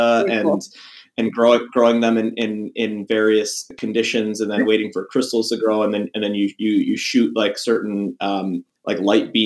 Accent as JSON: {"language": "English", "town": "Buffalo", "region": "New York", "country": "United States", "tie": "born or raised there", "also_born_or_lived": "Iowa", "moved": "yes", "lives_now": "Hershey, United States", "said": "I'm from Buffalo. I was actually born in Iowa, but we moved to Buffalo when I was two"}